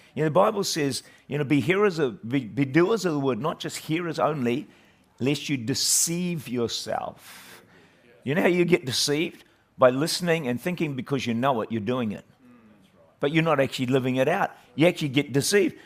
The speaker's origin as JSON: {"language": "English", "region": "Auckland", "country": "New Zealand", "tie": "born or raised there", "said": "I was raised uh, in the middle of town in Auckland there, great city of Auckland, great nation of New Zealand"}